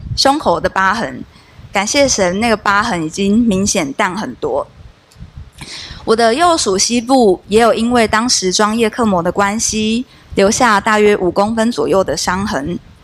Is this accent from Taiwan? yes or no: yes; Kaohsiung, Taiwan; 我是从小就跟着妈妈到高雄的男子教会聚会